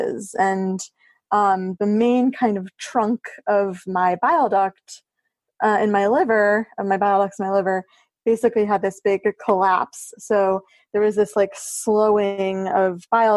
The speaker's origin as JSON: {"language": "English", "town": "Chicago", "region": "Illinois", "country": "United States", "also_born_or_lived": "Washington, District of Columbia, United States / New York", "moved": "as an adult", "said": "I am from Chicago."}